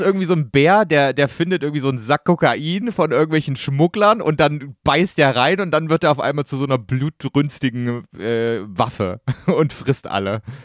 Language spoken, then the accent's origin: German; East Germany, Germany; Ich komme aus dem Osten